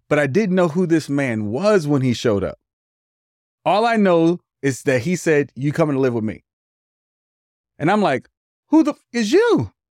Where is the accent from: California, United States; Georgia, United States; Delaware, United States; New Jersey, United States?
California, United States; Hayward; also born or lived in Oakland, California; I was raised back and forth between Oakland and Hayward